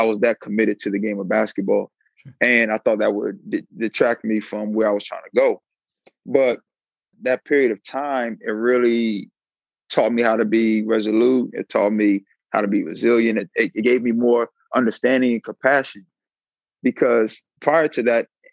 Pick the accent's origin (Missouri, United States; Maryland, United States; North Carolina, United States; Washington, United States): Maryland, United States; Silver Spring; moved away as an adult; also born or lived in Riverside, California; I'm from Silver Spring, Maryland. Went to Good Counsel High School, Blake High School